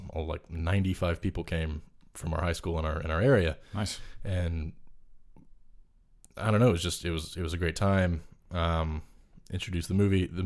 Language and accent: English; North Carolina, United States; I'm from North Carolina.